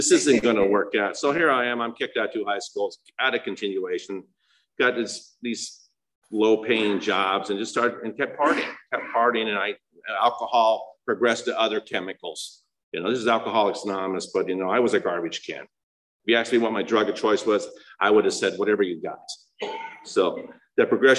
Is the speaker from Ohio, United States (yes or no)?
no; El Monte, California, United States; I was born in El Monte, California